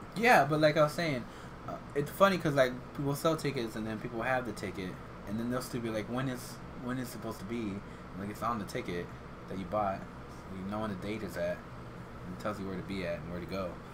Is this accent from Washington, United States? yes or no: no; Iowa, United States; now in Dallas-Fort Worth, United States; I grew up in Iowa